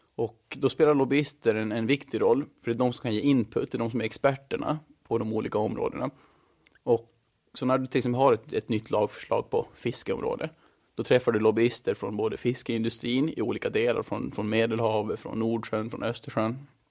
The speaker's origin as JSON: {"language": "Swedish", "town": "Mariehamn", "country": "Åland Islands", "tie": "born or raised there", "also_born_or_lived": "Stockholm, Sweden", "moved": "as an adult", "lives_now": "Brussels, Belgium", "said": "Jag är född och uppvuxen i Mariehamn"}